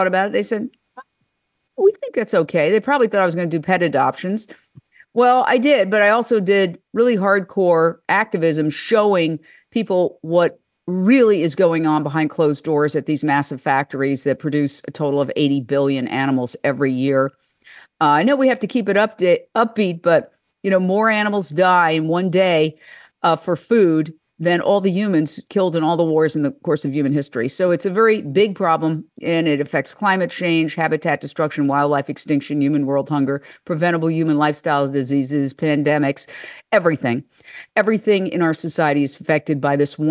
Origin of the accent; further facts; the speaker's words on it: New York City, New York, United States; moved away as an adult; also born or lived in Fort Myers, Florida / Minneapolis / Philadelphia; I was born and raised in New York City, Midtown Manhattan, right across from Carnegie Hall